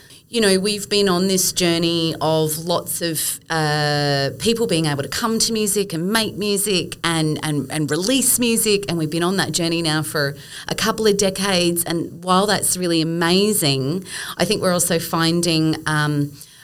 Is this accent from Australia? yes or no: yes; Brisbane, Queensland, Australia; moved away; I grew up in Brisbane and I know her from my days in Brisbane.